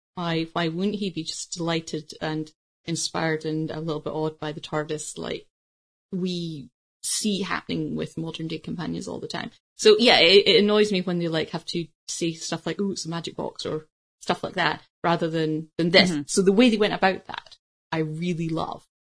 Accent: United Kingdom; as a British person

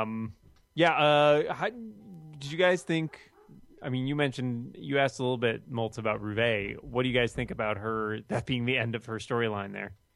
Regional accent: Boston, Massachusetts, United States; my hometown of Boston.

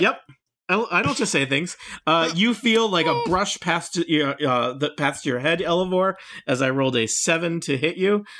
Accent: Nebraska, United States; I'm from Nebraska

